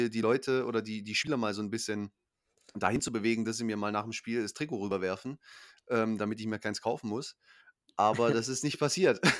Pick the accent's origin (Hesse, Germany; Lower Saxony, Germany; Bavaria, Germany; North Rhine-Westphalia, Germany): Lower Saxony, Germany; Hanover; born there; gut, ich bin auch in Hannover geboren, deswegen auch der Bezug.